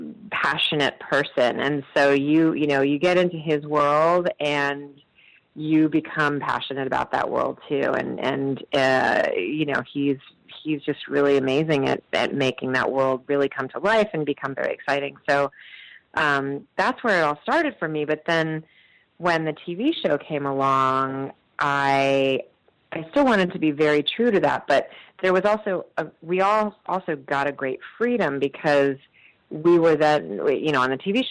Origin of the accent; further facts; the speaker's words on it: Virginia, United States; I grew up in Virginia